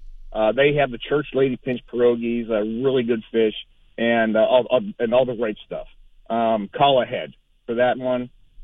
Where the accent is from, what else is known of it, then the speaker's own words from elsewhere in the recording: Duquesne, Pennsylvania, United States; also born or lived in West Mifflin, Pennsylvania; I grew up in Duquesne until I was like 10 or 11 years old, and I moved across the border to a garden spot of America, West Mifflin, Pennsylvania.